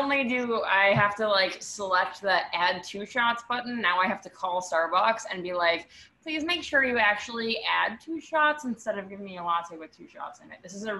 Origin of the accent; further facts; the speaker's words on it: New York, United States; I'm from Washington Heights. My parents live in Washington Heights.